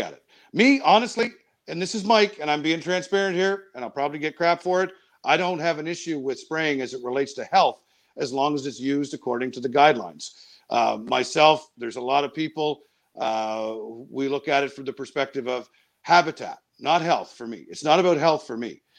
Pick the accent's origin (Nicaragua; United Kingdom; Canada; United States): Canada; Miramichi, New Brunswick; my hometown of Miramichi